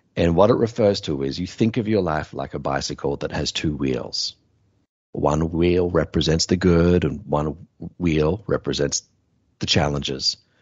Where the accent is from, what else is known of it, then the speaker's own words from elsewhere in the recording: Australia; My home country is Australia